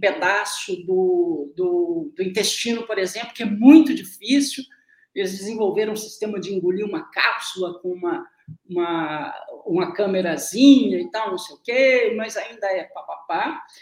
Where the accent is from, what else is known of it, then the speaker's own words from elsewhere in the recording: interior of Minas Gerais, Brazil; no interior de Minas Gerais, nos anos 60 e 70, a pessoa falava comigo